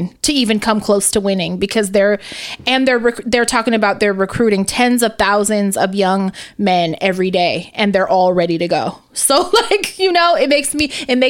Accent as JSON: {"language": "English", "country": "United States", "said": "being American"}